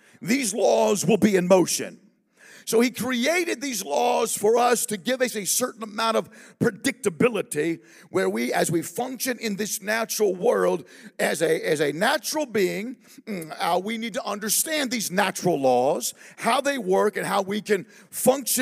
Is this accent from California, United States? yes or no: yes; Southern California, United States; I'm from Southern California